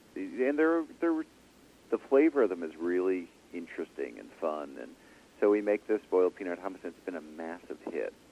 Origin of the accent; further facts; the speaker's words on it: Ottawa, Ontario, Canada; I grew up in Ottawa, Canada